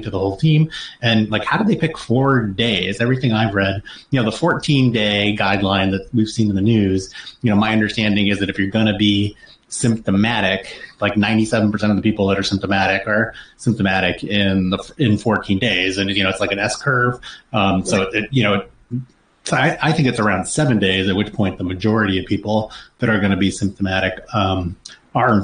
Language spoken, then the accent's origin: English; Arizona, United States; moved away; I'm from Arizona, and so my parents still live there